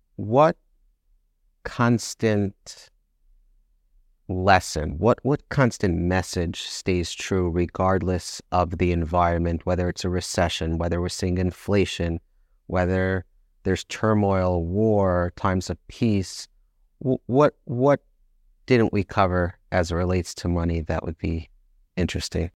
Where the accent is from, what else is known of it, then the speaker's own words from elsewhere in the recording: United States; I'm from America